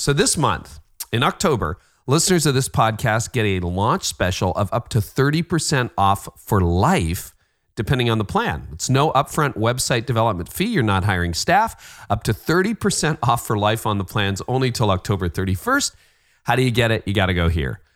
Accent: Canada; I'm Canadian

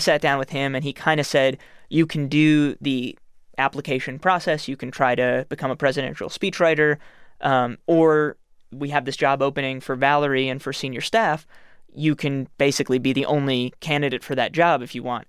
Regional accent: New York City, New York, United States; I'm from New York City

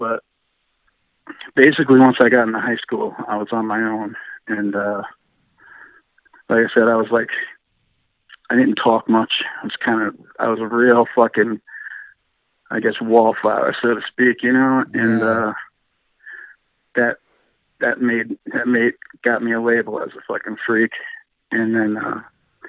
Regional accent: Montville, New Jersey, United States; I was born Montville, New Jersey

